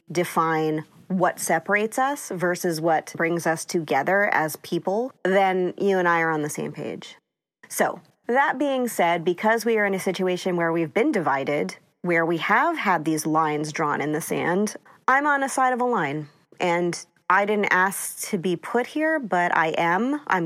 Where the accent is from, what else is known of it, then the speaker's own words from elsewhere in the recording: East Coast, United States; I grew up on the East Coast, so I kind of had seen his shenanigans my whole life.